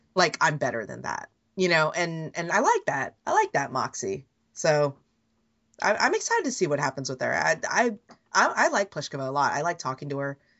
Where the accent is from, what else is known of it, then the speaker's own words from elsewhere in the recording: Bay Area, California, United States; I've lived my life, most of my life, obviously, being an American and being Asian, Asian American, even in the Bay Area, feeling like you didn't blend